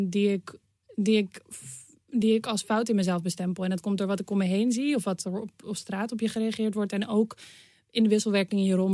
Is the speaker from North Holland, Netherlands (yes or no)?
yes; Amsterdam, North Holland, Netherlands; Eh, Nederland. Ja, Amsterdam.